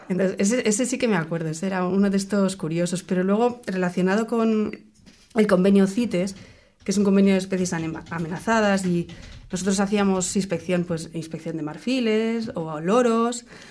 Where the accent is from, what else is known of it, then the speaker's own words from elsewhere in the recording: Spain; now in New Zealand; yo soy española